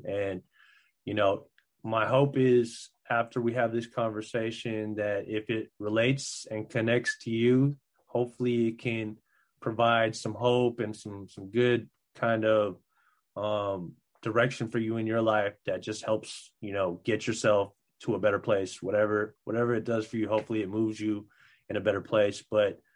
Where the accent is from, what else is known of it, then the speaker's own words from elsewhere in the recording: Philippines; I'm Filipino